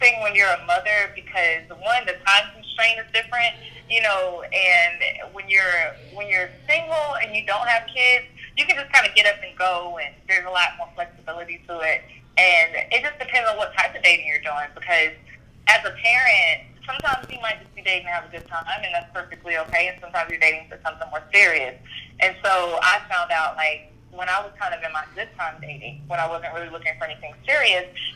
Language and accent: English; Little Robbins, the South, United States; moved away as an adult; now in Atlanta, United States; I'm from Little Robbins, very small town down south